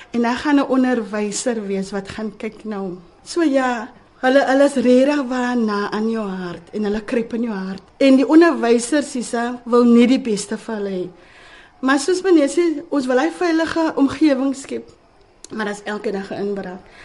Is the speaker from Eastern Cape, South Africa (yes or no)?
no; Cape Town, Western Cape, South Africa; ek het hier groot geword in Manneweg